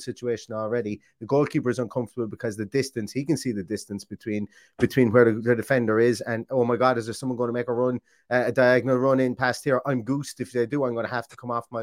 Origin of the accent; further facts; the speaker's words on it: Ireland; I'm Irish